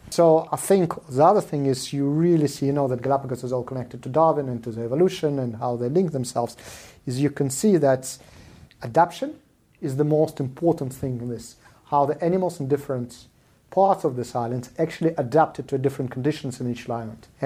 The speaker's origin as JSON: {"language": "English", "country": "Israel", "tie": "born or raised there", "also_born_or_lived": "South Africa / Soviet Union", "second_language": "English", "lives_now": "Russia", "said": "My family, when I was a young kid, left Soviet Union 35 years ago. I grew up in Israel and South Africa."}